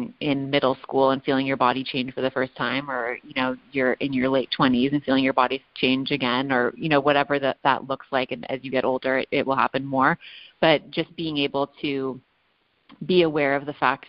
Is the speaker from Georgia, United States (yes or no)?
no; Los Angeles, California, United States; a 20-year-old woman who was born and raised in Los Angeles